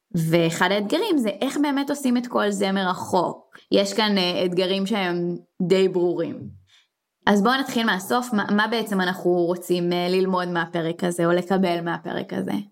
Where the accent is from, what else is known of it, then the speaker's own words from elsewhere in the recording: Israel; אנחנו ישראלים